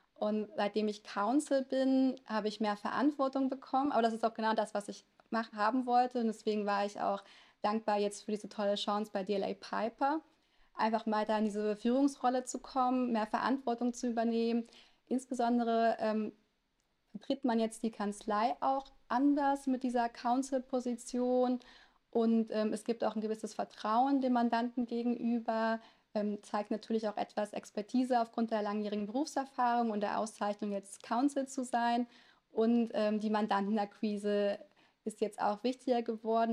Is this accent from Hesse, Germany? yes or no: no; a small town in Lower Saxony, Germany; first language Italian; German is a second language; Wir hatten auch ganz klischeemäßig ein italienisches Restaurant in einem kleinen Ort in Niedersachsen